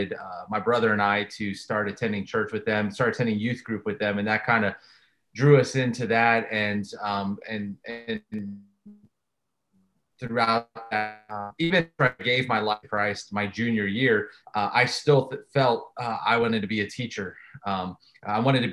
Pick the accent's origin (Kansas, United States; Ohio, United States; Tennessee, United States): Ohio, United States; close to Pittsburgh; now in Indiana, United States; I grew up close to Pittsburgh